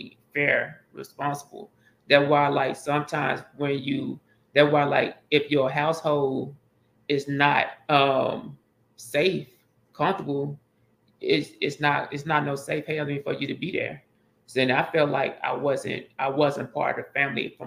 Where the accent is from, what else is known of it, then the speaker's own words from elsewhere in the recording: Pine Bluff, Arkansas, United States; moved away as an adult; I'm from Pine Bluff, Arkansas